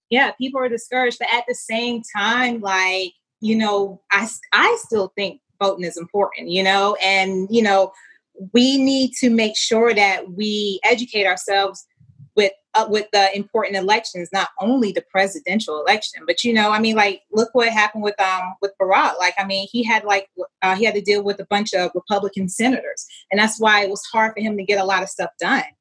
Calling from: Atlanta, Georgia, United States; I am in Atlanta.

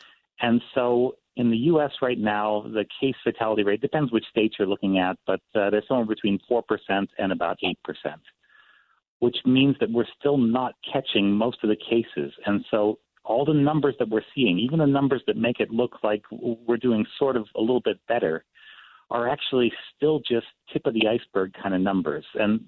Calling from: Texas, United States; I'm calling in from Texas this morning.

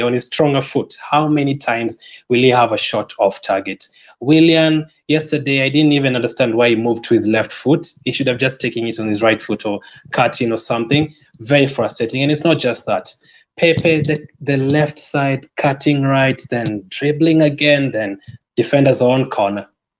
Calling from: Kenya; I'm joining you from Kenya.

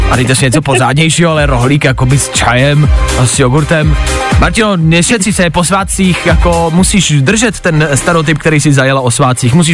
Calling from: Velvary, Central Bohemian Region, Czechia; Hele, já jsem z Velvar.

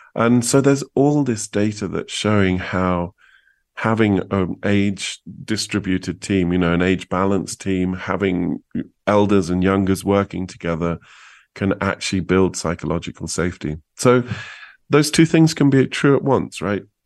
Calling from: New Mexico, United States; also born or lived in Santa Fe; I'm calling you from New Mexico

